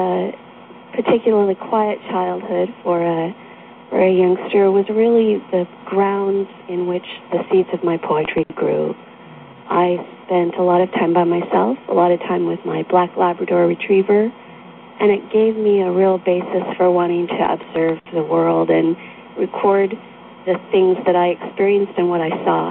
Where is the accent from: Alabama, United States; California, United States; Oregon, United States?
Oregon, United States; moved away as an adult; also born or lived in island in Puget Sound, Washington; now in Washington, United States; I'm a native Oregonian